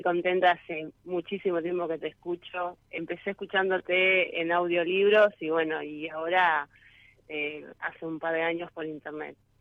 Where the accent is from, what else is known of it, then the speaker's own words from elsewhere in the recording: San José, Entre Ríos, Argentina; yo soy de San José, departamento Colón, Entre Ríos.